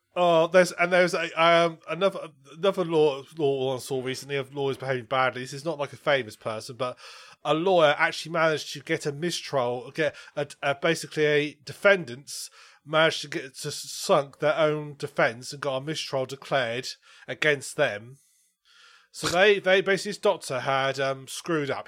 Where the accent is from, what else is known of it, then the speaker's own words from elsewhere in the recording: United Kingdom; I'm British